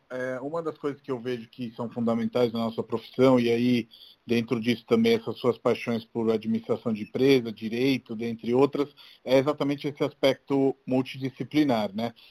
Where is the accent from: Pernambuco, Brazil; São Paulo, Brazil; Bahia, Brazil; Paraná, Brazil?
São Paulo, Brazil; Santos; born or raised there